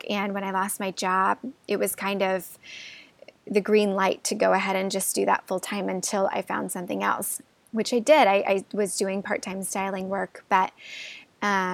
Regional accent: Midwest, United States; moved away as an adult; also born or lived in Los Angeles; I grew up in the Midwest

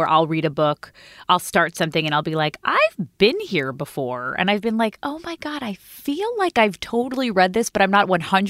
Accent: New York, United States; And I'm a New Yorker, so I'm a worrier.

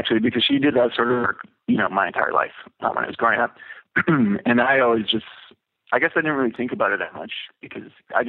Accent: Vancouver, British Columbia, Canada; I was born and raised in Vancouver, which is kind of unique, actually.

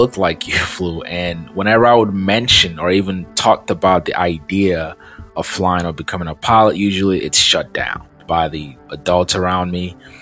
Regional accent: Lagos, Nigeria; I grew up in Lagos, Nigeria, and when we were kids, going to school was a chore

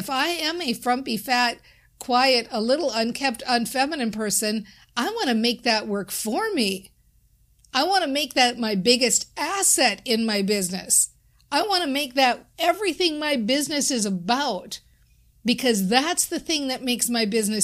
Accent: Minnesota, United States; I'm from Minnesota

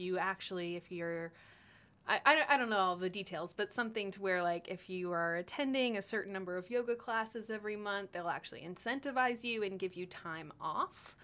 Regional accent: Austin, Texas, United States; I grew up in Austin

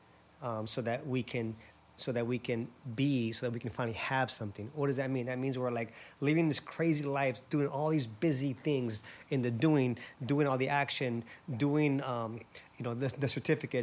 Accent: Honolulu, Hawaii, United States; moved away as an adult; also born or lived in San Diego; I was born and raised in Honolulu, Hawaii

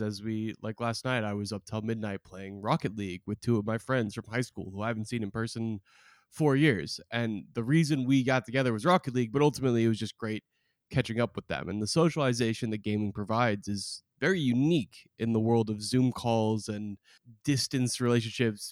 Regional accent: Oregon, United States; I'm from Oregon

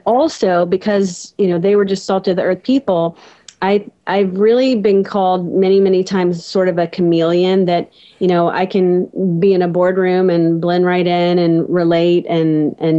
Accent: South Louisiana, United States; I was raised in South Louisiana, out in the country

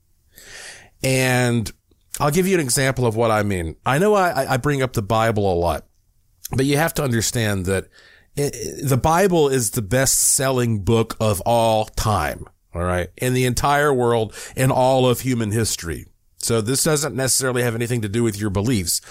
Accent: Asheville, North Carolina, United States; moved away; I was in Asheville, North Carolina. I owned a house there at that time. That's, of course, my hometown.

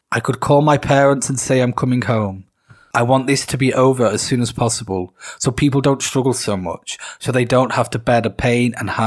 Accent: Kharkiv, Kharkiv Oblast, Ukraine; I'm 17. I was born and raised in Kharkiv.

